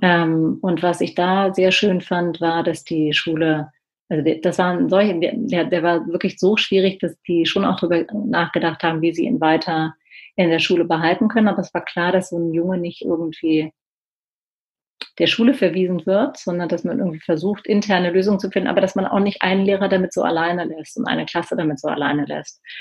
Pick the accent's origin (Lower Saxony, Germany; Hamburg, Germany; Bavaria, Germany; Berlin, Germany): Berlin, Germany; ich bin ja aus Berlin